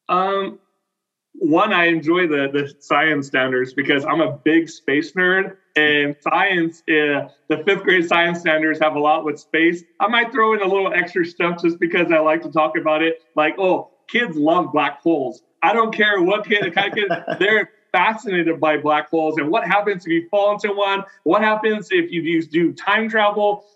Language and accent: English; Selma, California, United States; also born or lived in Fresno, California / Fowler, California; I did all my elementary and middle school in, in Selma, and my high school in Fowler.